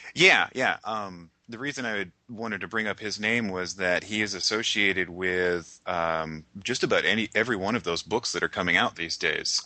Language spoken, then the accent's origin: English; Sonoma County, California, United States; I grew up in Sonoma County and that's where Petaluma is.